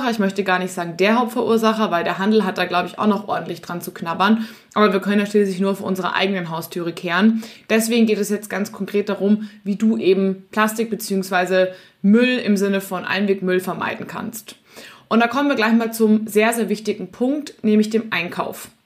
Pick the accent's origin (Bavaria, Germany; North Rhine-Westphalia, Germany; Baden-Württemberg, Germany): Bavaria, Germany; Munich; in meiner Heimatstadt München gibt es das Sendlinger Augustiner.